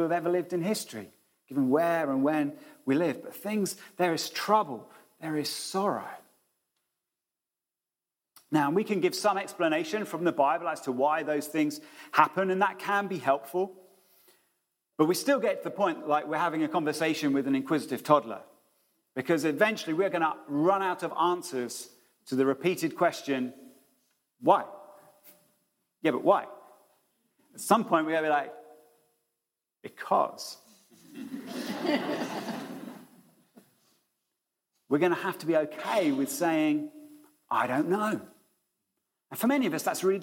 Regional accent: United Kingdom; we're being British

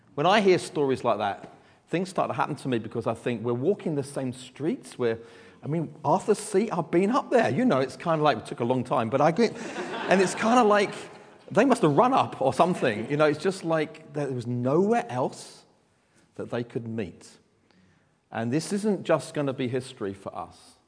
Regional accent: London, United Kingdom; from Southeast London. You can tell that by my accent.

